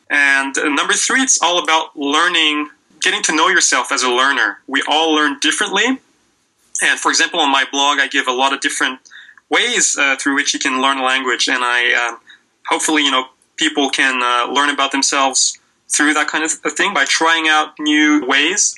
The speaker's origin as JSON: {"language": "English", "region": "Quebec", "country": "Canada", "also_born_or_lived": "Western Canada / Australia / South Korea", "moved": "as an adult", "said": "back in Quebec, where I'm originally from"}